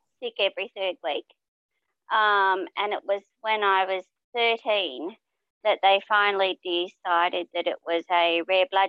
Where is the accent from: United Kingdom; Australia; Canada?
Australia; Launceston, Tasmania; I grew up in Mayfield